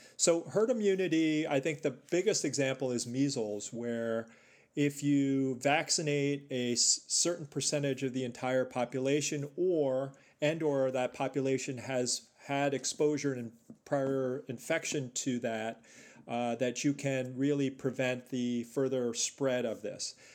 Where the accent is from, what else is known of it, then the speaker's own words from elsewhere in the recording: New York City, New York, United States; moved away as an adult; also born or lived in northern New Jersey / Chicago; I was born and raised in New York City